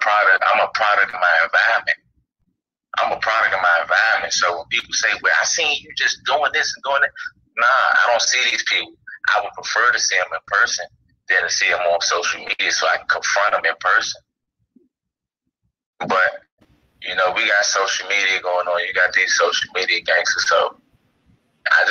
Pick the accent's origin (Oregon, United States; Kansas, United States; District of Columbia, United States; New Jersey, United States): District of Columbia, United States; Washington; I grew up in Washington, D.C.